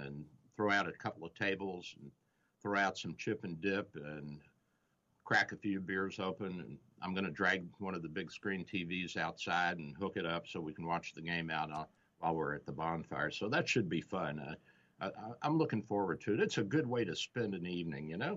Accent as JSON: {"language": "English", "town": "Louisville", "region": "Kentucky", "country": "United States", "said": "I'm Southern Easterner from Kentucky, from Louisville, so we're close to Cincinnati."}